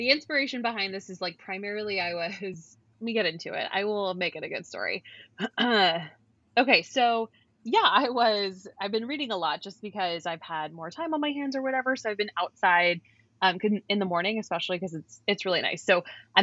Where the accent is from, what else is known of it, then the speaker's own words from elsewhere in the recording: California, United States; we grew up in California